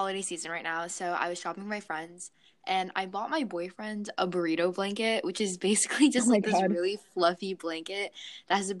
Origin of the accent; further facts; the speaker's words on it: Boston, Massachusetts, United States; I'm from Boston, Massachusetts